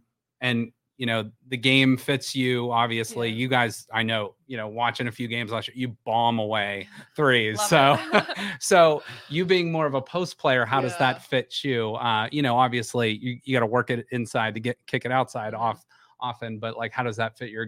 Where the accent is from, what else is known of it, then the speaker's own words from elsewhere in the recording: Boardman, Ohio, United States; like we're just from Boardman, Ohio, nothing.